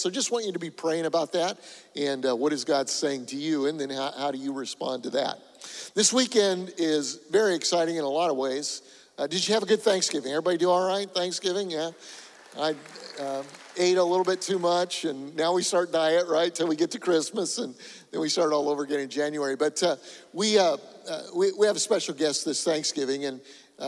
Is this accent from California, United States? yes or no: no; Colorado, United States; moved away; I'm from Colorado